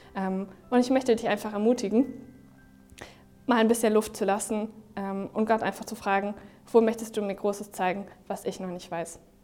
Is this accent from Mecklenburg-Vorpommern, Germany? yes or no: no; Neumünster, Schleswig-Holstein, Germany; Heimatstadt ist ja voll langweilig